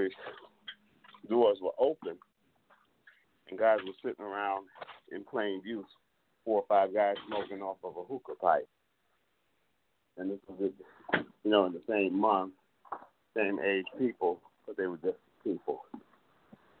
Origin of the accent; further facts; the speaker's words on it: New York, United States; I'm from New York where, we've got this great opioid crisis